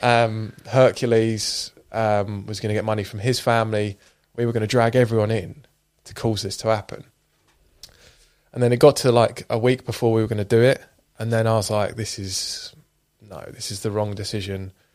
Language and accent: English; Scotland, United Kingdom; I was born in Scotland, grew up on super shitty, uh, council estate